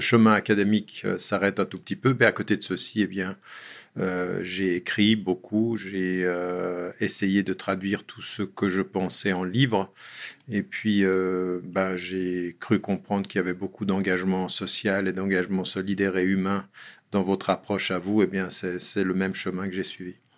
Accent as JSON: {"language": "French", "region": "Geneva", "country": "Switzerland", "tie": "born or raised there", "said": "je suis né à Genève il y a bien longtemps et euh, j'ai fait toute ma scolarité à Genève"}